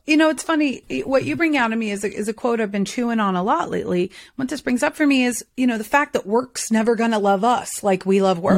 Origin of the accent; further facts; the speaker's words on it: the South, United States; I'm from the South